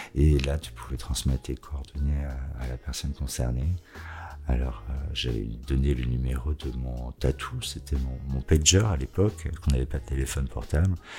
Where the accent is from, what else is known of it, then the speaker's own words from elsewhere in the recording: Savoie, Auvergne-Rhône-Alpes, France; now in Lyon, France; J'ai grandi en Savoie, au pied des montagnes